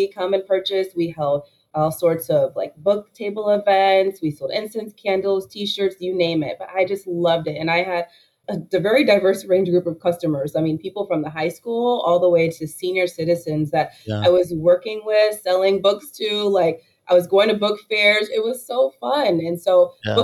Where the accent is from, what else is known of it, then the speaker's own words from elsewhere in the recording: Oak Park, Illinois, United States; also born or lived in Chicago, Illinois; I was born in the north side of Chicago, and my parents really invested in education for us. So moved us to Oak Park, Illinois, graduated there